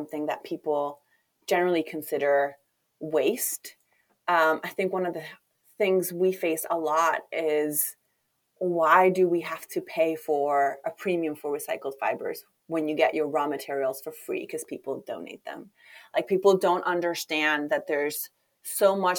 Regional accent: Chile; moved away; I'm originally from Chile

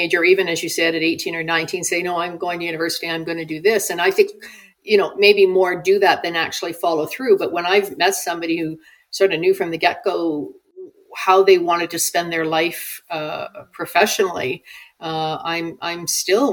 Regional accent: Orangeville, Ontario, Canada; moved away as an adult; also born or lived in Guelph, Ontario; now in Banff, Canada; I grew up born and raised in Orangeville, Ontario

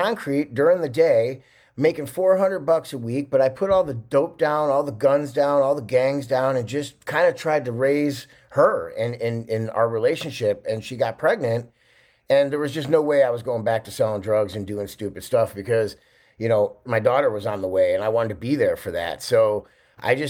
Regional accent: Chicago, Illinois, United States; also born or lived in California; I grew up in Chicago in 1978. I was born

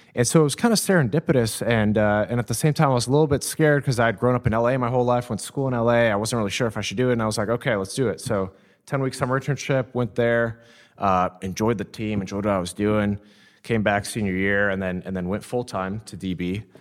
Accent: Downey, California, United States; I grew up in Downey, California, uh, about thirty minutes from here

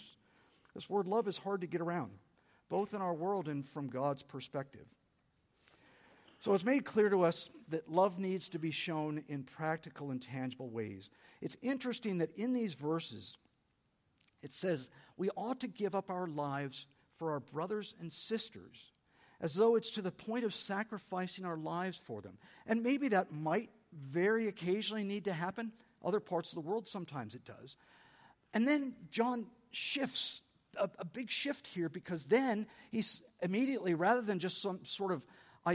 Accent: San Diego, California, United States; I'm from San Diego. I grew up loving Mexican food

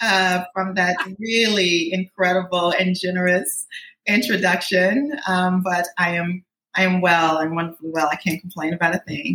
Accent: Atlanta, Georgia, United States; moved away as an adult; also born or lived in Boston; I'm from Atlanta, Georgia. I was in Atlanta. I'm a Grady baby. Anybody who knows Atlanta knows what that really means. So I'm really from Atlanta, not in any fields, not outside of it, like straight up inside the perimeter. I was in Atlanta through college.

